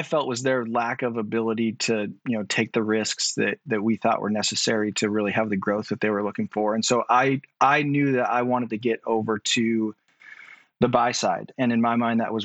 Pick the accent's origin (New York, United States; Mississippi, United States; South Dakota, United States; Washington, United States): Washington, United States; outside of Seattle; also born or lived in Texas; I grew up outside of Seattle, about an hour and a half outside of Seattle.